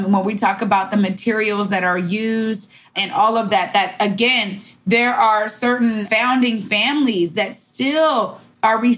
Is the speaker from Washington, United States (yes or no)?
yes; Seattle, Washington, United States; my hometown